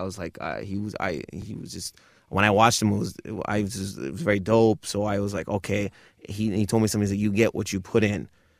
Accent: Michigan, United States; Because I grew up near Detroit, and my cousins used to play hip hop all the time.

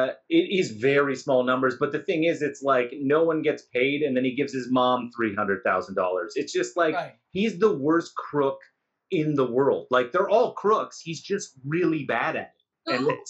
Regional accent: Nova Scotia, Canada; I'm from Nova Scotia.

